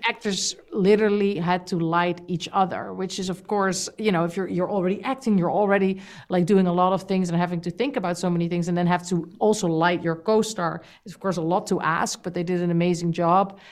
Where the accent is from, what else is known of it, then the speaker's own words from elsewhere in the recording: Amsterdam, North Holland, Netherlands; In my country, I'm from Amsterdam, the Netherlands